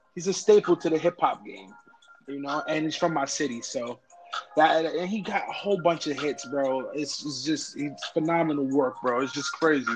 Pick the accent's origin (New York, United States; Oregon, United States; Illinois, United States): New York, United States; I'm from New York